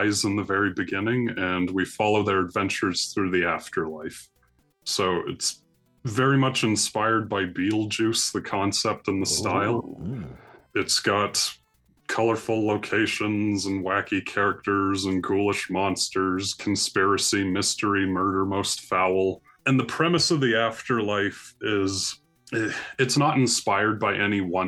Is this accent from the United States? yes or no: no; Canada; I'm Canadian, and I went to a number of cities across Canada